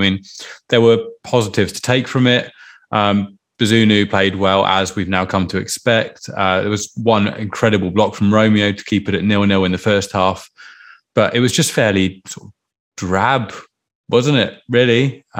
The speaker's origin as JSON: {"language": "English", "area": "Isle of Wight", "region": "South East England", "country": "United Kingdom", "tie": "born or raised there", "said": "I was brought up on the Isle of Wight"}